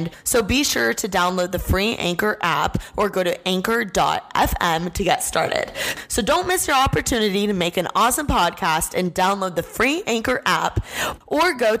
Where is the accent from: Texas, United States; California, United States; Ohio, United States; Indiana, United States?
Indiana, United States; now in Los Angeles, United States; I'm from Indiana.